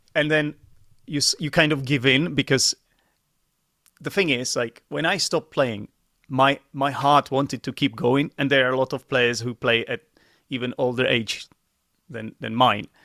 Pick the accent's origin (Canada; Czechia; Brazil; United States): Czechia; English is a second language; also born or lived in United Kingdom; I'm from the Czech Republic, and I am an English teacher like yourself